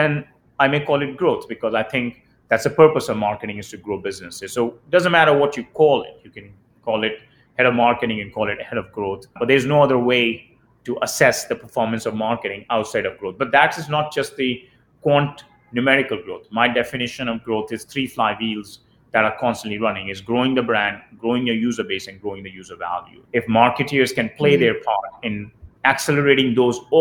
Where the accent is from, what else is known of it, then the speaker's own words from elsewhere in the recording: India; moved away; the way I grew up in India